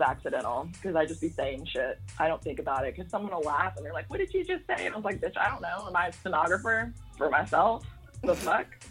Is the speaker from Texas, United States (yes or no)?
yes; Fort Worth, Texas, United States; That's right where I'm from, Fort yes. Worth